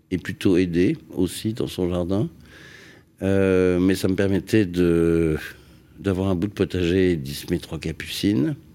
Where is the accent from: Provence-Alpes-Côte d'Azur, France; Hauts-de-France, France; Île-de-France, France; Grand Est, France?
Île-de-France, France; Paris; also born or lived in Massy-Palaiseau; Je suis né à Neuilly, c'est-à-dire euh, kiff kiff.